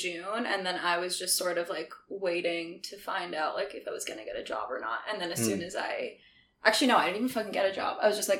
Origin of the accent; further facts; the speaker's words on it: Vancouver, British Columbia, Canada; moved away as an adult; also born or lived in Toronto; I grew up in Vancouver, but I just recently moved back.